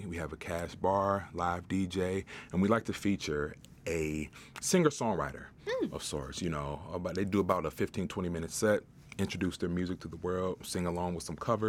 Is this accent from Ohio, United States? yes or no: yes; Cleveland, Ohio, United States; moved away as an adult; now in Pittsburgh, United States; So I've only been living in Pittsburgh for 7 months. I'm from Cleveland.